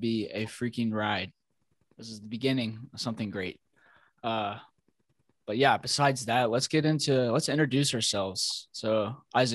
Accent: Kentucky, United States; Born and raised in Kentucky.

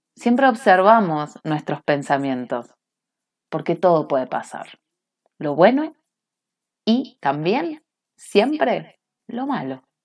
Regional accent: Cinco Saltos, Río Negro, Argentina; now in Bariloche, Argentina; me crié en un pueblo de brujería, si no buscan cinco saltos brujas, en Google

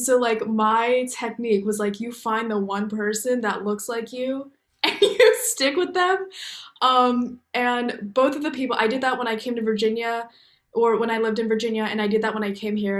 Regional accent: Okinawa, Japan; born there; also born or lived in Iwakuni; I was born in Okinawa, came back to the States for a little bit, and then we lived in Iwakuni for a little bit.

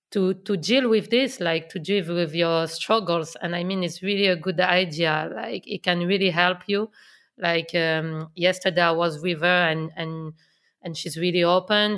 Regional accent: Lyon, Auvergne-Rhône-Alpes, France; English is a second language; moved away as an adult; now in England; I come from Lyon. I know Lyon so well.

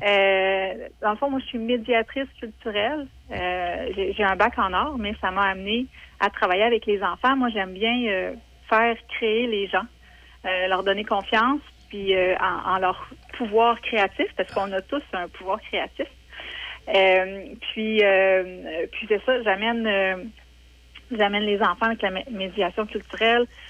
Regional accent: Saint-Raymond, Quebec, Canada; je viens de Saint-Raymond.

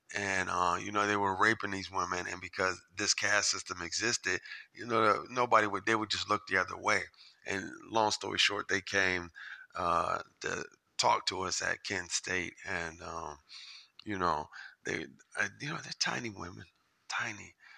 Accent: Japan; I was born in Japan

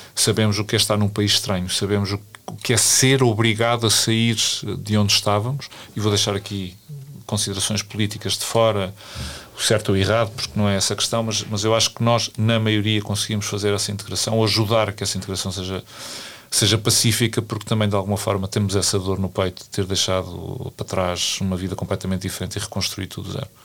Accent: Coimbra, Centro, Portugal; moved away as an adult; also born or lived in Lisbon; sou de Coimbra

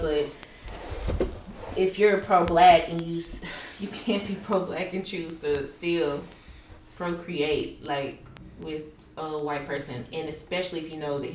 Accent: Arkansas, United States; also born or lived in Baltimore, Maryland; I was born in Baltimore. So we moved to Arkansas

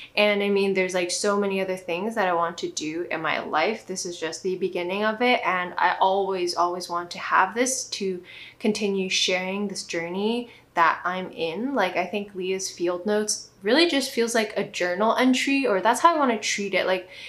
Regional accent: Tibet, China; I'm from Tibet, but kind of not, because China snatched our country, but that time I was not born, obviously, lol.

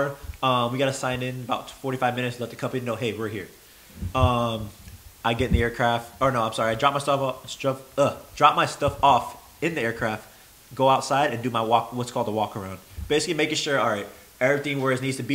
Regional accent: the South, United States; we're from the South

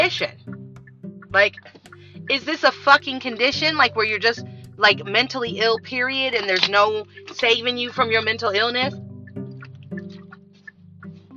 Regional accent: United States; as Black American women

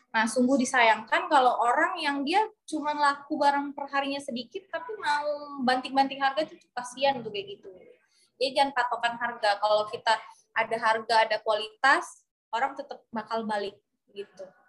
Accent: Medan, North Sumatra, Indonesia; moved away; SMA dulu kami di Medan

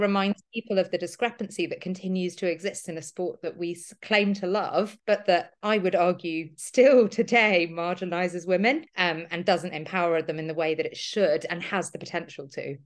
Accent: London, United Kingdom; I'm thirty-four, I'm a runner from London

